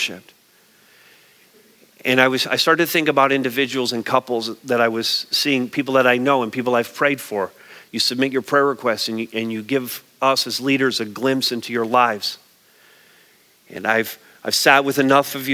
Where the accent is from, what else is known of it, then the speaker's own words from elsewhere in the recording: Montreal, Quebec, Canada; I grew up in Montreal